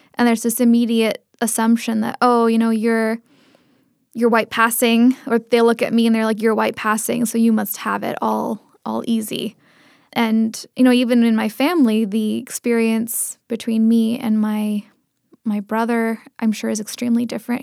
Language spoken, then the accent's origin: English; Seattle, Washington, United States; first language Tamil; English is a second language; I grew up in the Seattle area